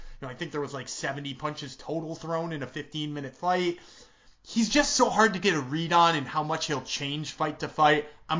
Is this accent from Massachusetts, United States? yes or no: yes; Massachusetts, United States; Rob Font is a Massachusetts boy, and I am from Massachusetts, and that is somewhat painful to pick against.